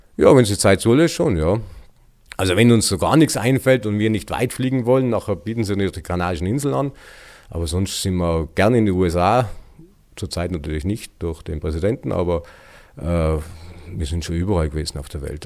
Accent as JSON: {"language": "German", "town": "Elbigenalp", "region": "Tyrol", "country": "Austria", "tie": "born or raised there", "said": "kaufen wir das in Elbingalb. Und seitdem sind wir da."}